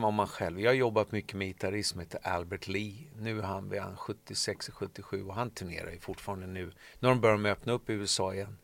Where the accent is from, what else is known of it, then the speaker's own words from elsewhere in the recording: Solna, Stockholm County, Sweden; sen jag växte upp i Solna